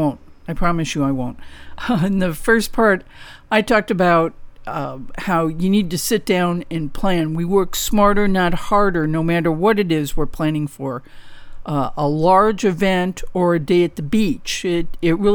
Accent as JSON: {"language": "English", "town": "St. Louis", "region": "Missouri", "country": "United States", "tie": "born or raised there", "moved": "yes", "lives_now": "Southern California, United States", "said": "I grew up in St. Louis"}